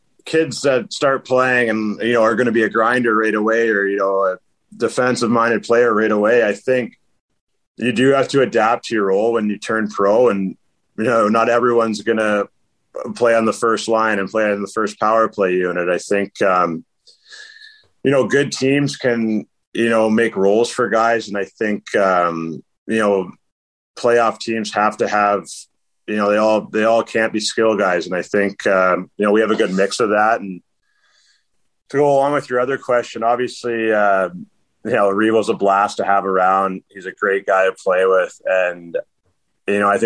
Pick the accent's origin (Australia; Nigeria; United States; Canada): Canada; St. Thomas, Ontario; I'm from Raiden, St. Thomas, which is about 20 minutes outside of London, Ontario